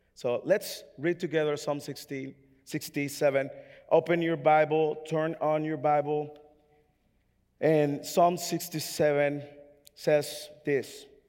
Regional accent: Dominican Republic; English is a second language; now in United States; I'm from the Dominican Republic

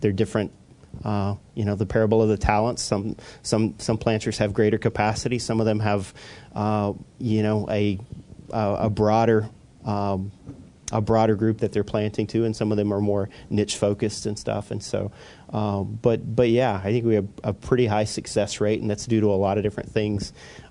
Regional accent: Oklahoma, United States; moved away as an adult; also born or lived in Northeast United States; now in Northeast, United States; I was born in Oklahoma and spent half my life there

